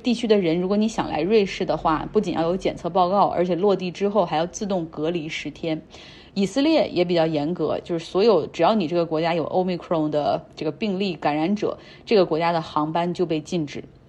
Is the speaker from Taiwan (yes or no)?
no; China; 那现在因为疫情的管控，在我们大陆人看来，哎呀，你已经不算严格了